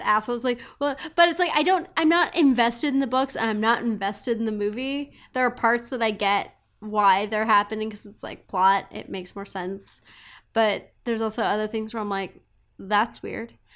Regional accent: Montana, United States; moved away; also born or lived in Texas / Seattle; growing up in Montana

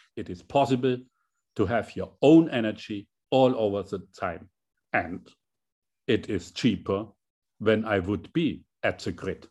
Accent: Hammelburg, Bavaria, Germany; as a chancellor for my small hometown, seven thousand inhabitants in Hammelburg, a very small town

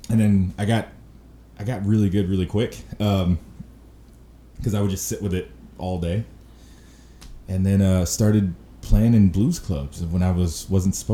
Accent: Chicago, Illinois, United States; So I'm I'm a Southsider, so Sox fan.

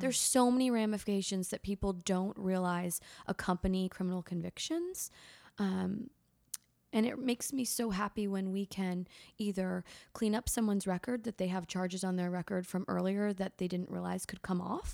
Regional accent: Litchfield County, Connecticut, United States; moved away as an adult; now in Charleston, United States; I grew up in Litchfield County, Connecticut

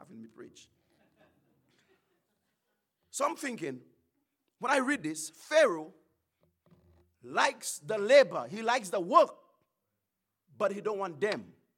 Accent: St. Lucia; I'm not from the States, I'm from the Caribbean

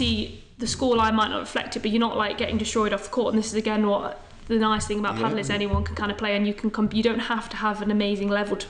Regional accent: Ireland; I've got to say Ireland. I'm Irish, I'm patriotic, I love it.

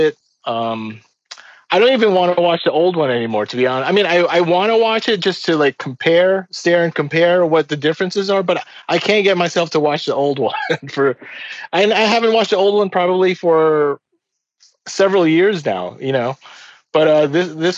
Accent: Philippines; now in United States; I came to the United States in 1983. Before that, I was raised in the Philippines

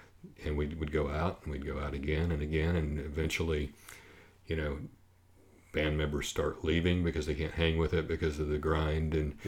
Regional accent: Oklahoma, United States; And, you know, I grew up down in Oklahoma, so I know that thing.

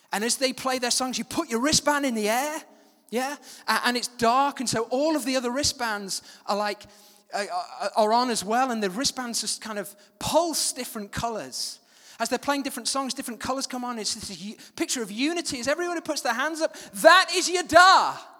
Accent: Manchester, North West England, United Kingdom; also born or lived in West Yorkshire; I moved at the age of seven to a place, Manchester

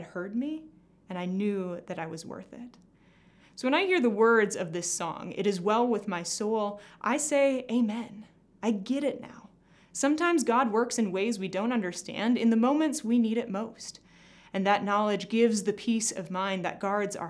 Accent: Glenwood, Minnesota, United States; I grew up in Glenwood, Minnesota, the youngest of three children

